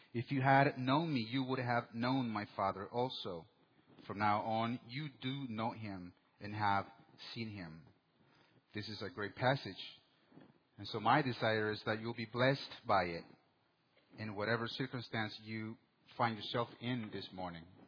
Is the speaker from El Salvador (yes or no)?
yes; El Salvador; moved away; in 1984 in my hometown. My country, El Salvador, was going through a civil war